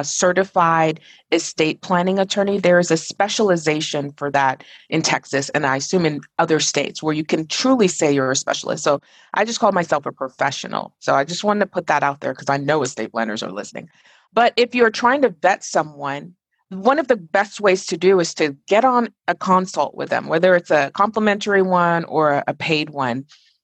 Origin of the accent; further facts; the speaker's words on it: Nigeria; born there; moved away; also born or lived in Dubai, United Arab Emirates; I was born in Nigeria, and when I was around 1986, and now I'm like showing my age, I moved to Dubai because my dad was a pediatric radiologist